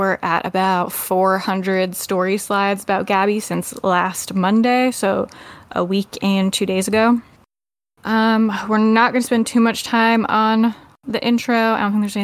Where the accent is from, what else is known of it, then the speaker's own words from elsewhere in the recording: United States; I am the American podcast host